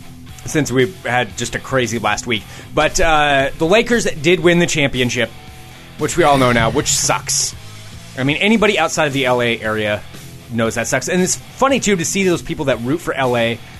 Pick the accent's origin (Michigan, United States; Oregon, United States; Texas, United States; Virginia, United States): Oregon, United States; growing up in Oregon.